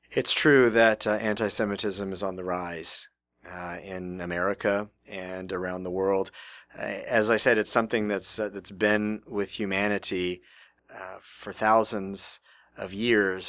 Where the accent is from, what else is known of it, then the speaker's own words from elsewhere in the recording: Houston, Texas, United States; now in Nebraska, United States; I grew up in Houston, Texas